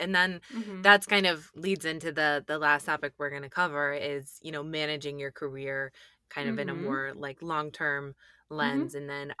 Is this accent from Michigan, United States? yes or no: yes; Michigan, United States; I'm originally from Michigan.